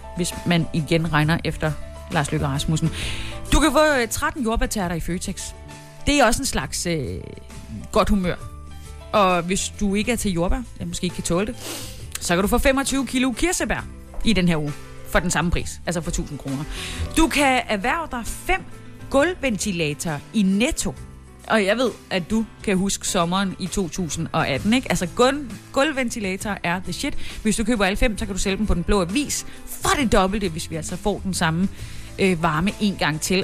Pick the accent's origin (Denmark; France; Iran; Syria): Denmark; Southern Jutland; jeg er jo sønderjyde